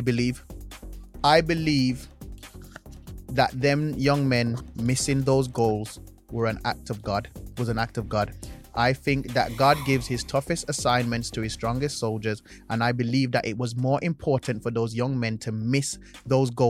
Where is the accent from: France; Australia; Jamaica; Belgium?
Jamaica; now in United Kingdom; I'm Jamaican